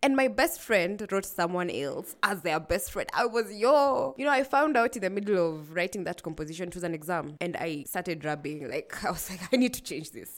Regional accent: Nairobi, Kenya; also born or lived in Kilifi County; I grew up in Nairobi

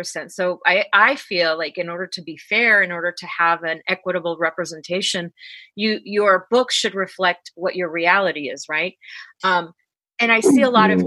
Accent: Los Angeles, California, United States; I'm from Los Angeles, California

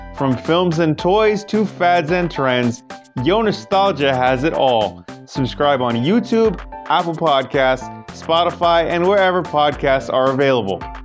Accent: Toronto, Ontario, Canada; Toronto, Canada, my hometown

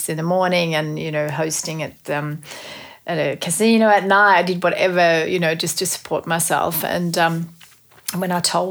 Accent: Sweden; moved away as an adult; also born or lived in Melbourne, Australia; now in Australia; growing up in Sweden, we had quite a few amazing stationery brands there back then

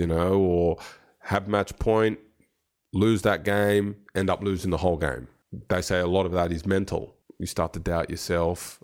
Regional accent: Sydney, New South Wales, Australia; now in Adelaide, Australia; I grew up in Sydney, which is also a great place

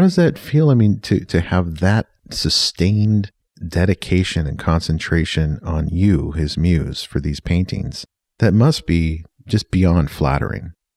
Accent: Yakima, Washington, United States; also born or lived in Bellingham, Washington; I was from Yakima

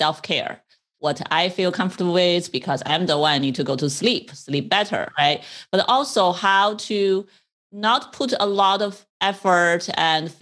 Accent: China; moved away; I grew up in China

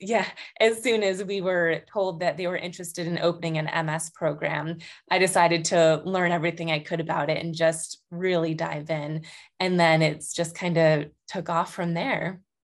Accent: Buffalo, New York, United States; moved away as an adult; also born or lived in Boston, Massachusetts; recently, right before COVID, actually, moved back to my hometown near Buffalo

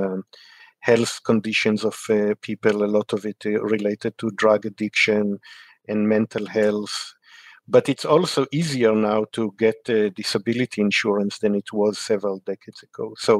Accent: Israel; moved away; I grew up in Israel

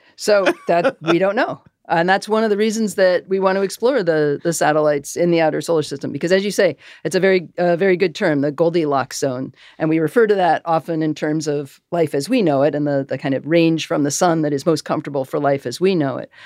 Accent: Massachusetts, United States; I grew up in Massachusetts

